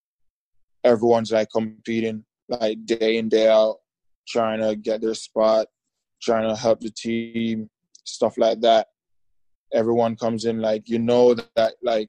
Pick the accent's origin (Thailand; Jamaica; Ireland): Jamaica; moved away as an adult; now in United States; back home in Jamaica